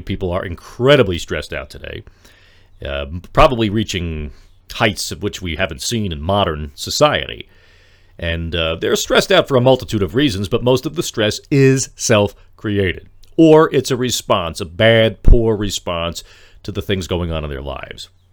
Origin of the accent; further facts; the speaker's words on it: Lyndhurst, New Jersey, United States; my hometown here of Lyndhurst becomes a nice, quiet place to live